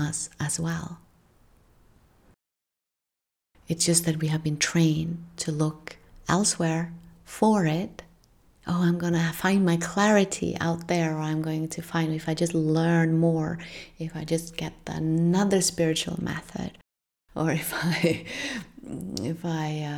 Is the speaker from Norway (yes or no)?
yes; Norway; from where I come from in Northern Europe. I'm from Norway.